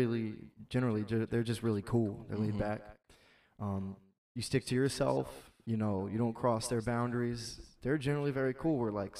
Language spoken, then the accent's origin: English; Jacksonville, Florida, United States; I'm from Jacksonville, Florida. Dirty Duval County.